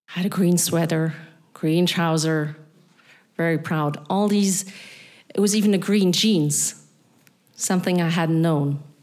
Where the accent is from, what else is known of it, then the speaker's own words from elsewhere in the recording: Berlin, Germany; accent: Berlin; English is a second language; moved away as an adult; also born or lived in Vienna / Transnistria; a then 10 year old, born and raised in East Berlin.